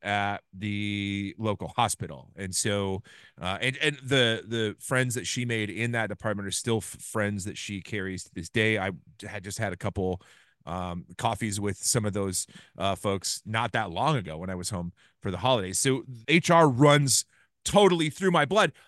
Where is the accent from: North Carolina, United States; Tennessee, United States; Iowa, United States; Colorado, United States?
Iowa, United States; Ames; I grew up in Ames, Iowa